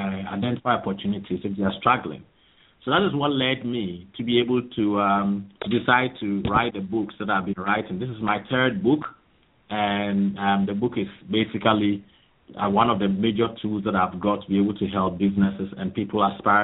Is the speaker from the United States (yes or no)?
no; Ghana; moved away as an adult; now in United Kingdom; I'm originally from Ghana, and I came here basically to pursue my master's degree program